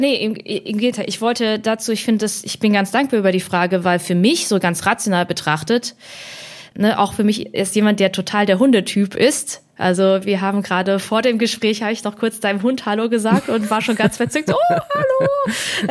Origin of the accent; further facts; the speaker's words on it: Hemsbach, Baden-Württemberg, Germany; also born or lived in Heppenheim, Hesse; Ich bin geboren in Heppenheim an der Bergstraße auch bekannt als Vettelheim